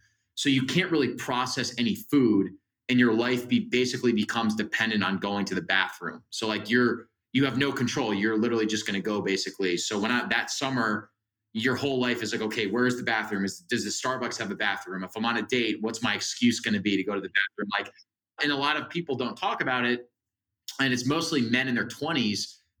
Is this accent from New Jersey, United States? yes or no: yes; New Jersey, United States; And I'm from New Jersey. So that summer I was living at home in New Jersey